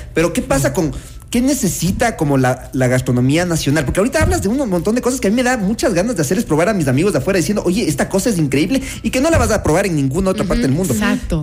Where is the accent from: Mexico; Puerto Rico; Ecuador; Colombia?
Ecuador; Como ecuatorianos